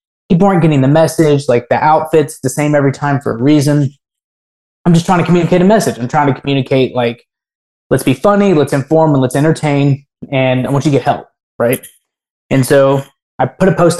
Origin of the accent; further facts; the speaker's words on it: Memphis, Tennessee, United States; also born or lived in Afghanistan; now in Nashville, United States; I grew up in Memphis